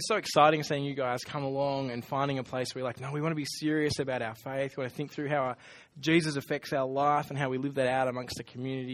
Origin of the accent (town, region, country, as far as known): Australia